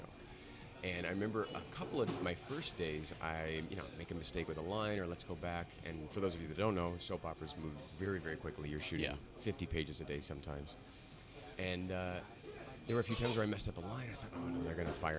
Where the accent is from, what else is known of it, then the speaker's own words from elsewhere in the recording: Alaska, United States; now in New York, United States; growing up in Alaska